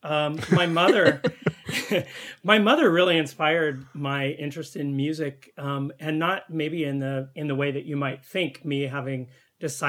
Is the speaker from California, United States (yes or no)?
yes; California, United States; moved away as an adult; also born or lived in Central Valley, California / Humboldt County, California / Chicago; now in Canada; I was born and raised in California on the best coast